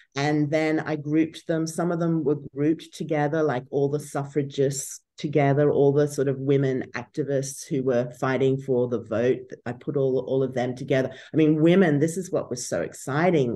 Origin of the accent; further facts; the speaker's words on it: Brisbane, Queensland, Australia; moved away as an adult; also born or lived in Canberra / Oxford; I'm from Brizzy